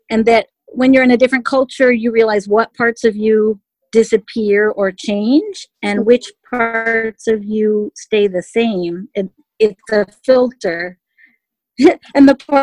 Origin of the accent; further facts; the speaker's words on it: Connecticut, United States; also born or lived in Mexico City, Mexico / New York City, United States / Paris, France; I moved from New York City back to my hometown, there was a boom, a huge boom. I was literally like immersed in language and everything right here in Connecticut